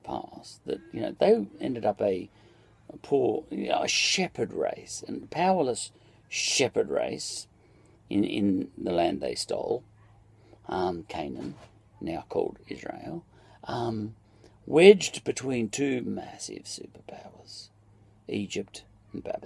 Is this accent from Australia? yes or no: yes; Australia; as an Australian